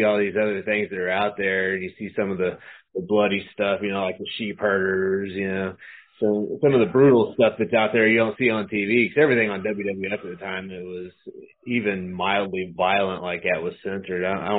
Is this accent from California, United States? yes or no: yes; California, United States; born there; No, I'm not from Missouri, actually. I was actually born in California, so I'm built in California.